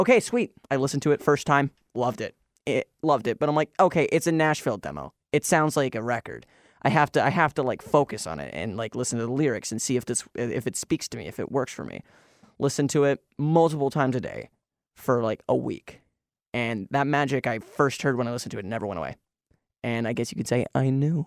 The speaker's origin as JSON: {"language": "English", "town": "Kelowna", "region": "British Columbia", "country": "Canada", "tie": "born or raised there", "said": "Kelowna, my hometown"}